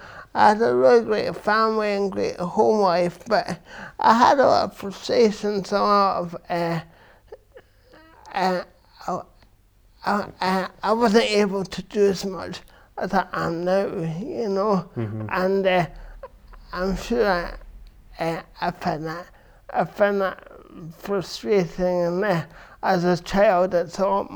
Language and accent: English; Haddington, Scotland, United Kingdom; also born or lived in Edinburgh; I grew up about 20 miles from here in Haddington